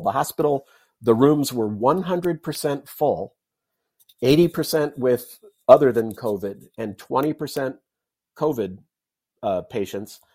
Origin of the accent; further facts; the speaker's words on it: Southern California, United States; moved away; I grew up in California, not a native of California, but grew up in Southern California